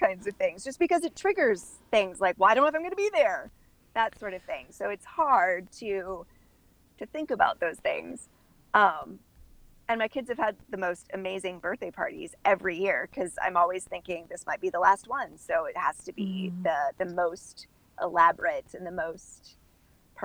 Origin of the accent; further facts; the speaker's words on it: Midwest, United States; also born or lived in Orlando, Florida; now in Miami, United States; I was raised in the Midwest. My family is German